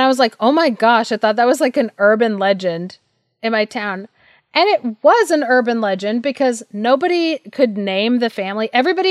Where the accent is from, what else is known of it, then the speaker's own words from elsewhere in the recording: Thailand; I was like, oh yeah, like I grew up in Thailand.